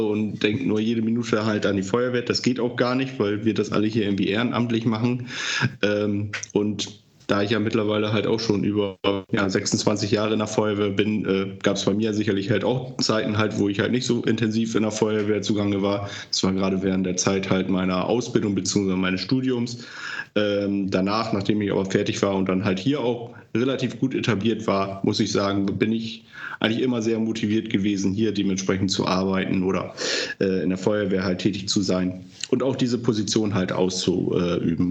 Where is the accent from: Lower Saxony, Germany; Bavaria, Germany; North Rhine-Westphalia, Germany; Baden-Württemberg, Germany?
Lower Saxony, Germany; Delmhorst; moved away as an adult; also born or lived in Baden, Achim; now in Achim, Germany; ursprünglich bin ich mal in Delmhorst aufgewachsen